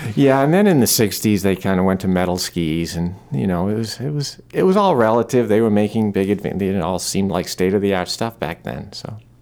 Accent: Maine, United States; I'm born and raised in Maine

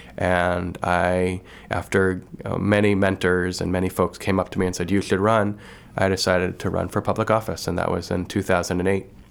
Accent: Dexter, Maine, United States; also born or lived in Waterville, Maine / New Orleans; growing up in Dexter, you had one big community

